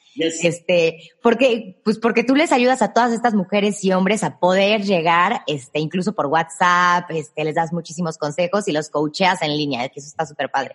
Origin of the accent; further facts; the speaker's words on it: Guanajuato, Mexico; also born or lived in Mexico City; now in Querétaro, Mexico; yo soy de Guanajuato, soy de una ciudad muy chiquita